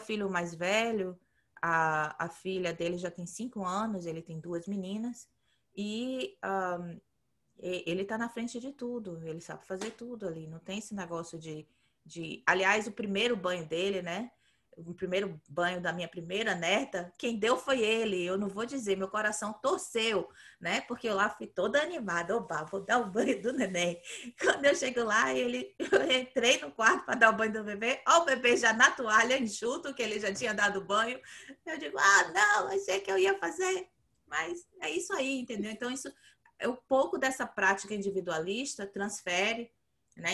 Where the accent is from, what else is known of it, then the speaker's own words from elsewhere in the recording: Bahia, Brazil; moved away; eu cresci na Bahia